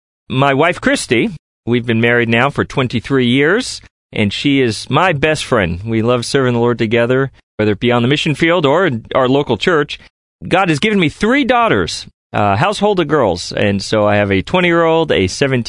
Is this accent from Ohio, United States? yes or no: yes; Cleveland, Ohio, United States; moved away as an adult; now in Chattanooga, United States; We are from Cleveland, Ohio area. I am a proud Clevelander.